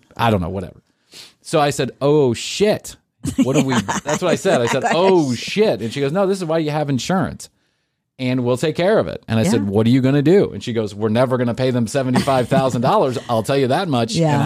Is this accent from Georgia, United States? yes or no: yes; Atlanta, Georgia, United States; I grew up in Atlanta